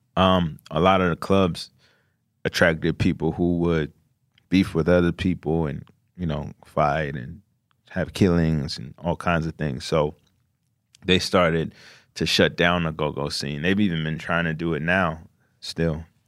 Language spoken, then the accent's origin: English; Glenarden, Maryland, United States; PG County, Maryland.